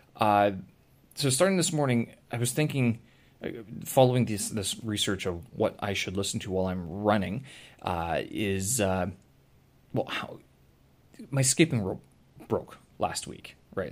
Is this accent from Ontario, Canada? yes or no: no; Winnipeg, Manitoba, Canada; my hometown, Winnipeg